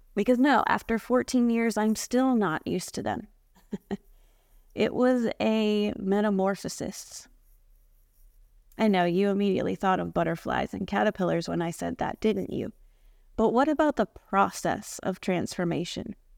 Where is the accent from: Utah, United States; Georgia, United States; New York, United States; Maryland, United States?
Maryland, United States; moved away as an adult; now in Florida, United States; I grew up in Maryland, but I've been living in Florida for the past fourteen years